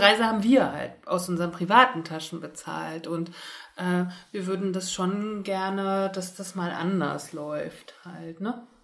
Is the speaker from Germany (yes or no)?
yes; Germany; ich bin in der DDR geboren